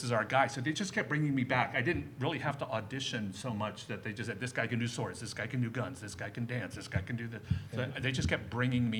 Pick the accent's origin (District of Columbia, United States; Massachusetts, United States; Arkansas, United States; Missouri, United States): District of Columbia, United States; Washington; moved away as an adult; now in Los Angeles, United States